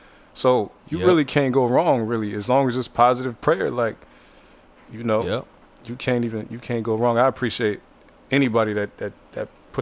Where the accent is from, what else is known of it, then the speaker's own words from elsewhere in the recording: Youngstown, Ohio, United States; See, I'm from Ohio, Youngstown. So uh-huh. Arby's, that's where Arby's started at.